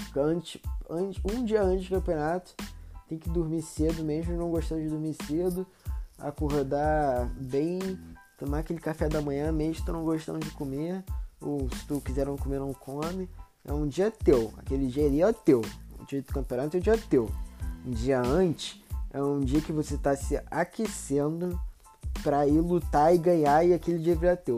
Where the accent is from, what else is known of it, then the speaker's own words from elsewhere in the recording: Rio de Janeiro, Brazil; Eu moro no Rio, né? sou carioca.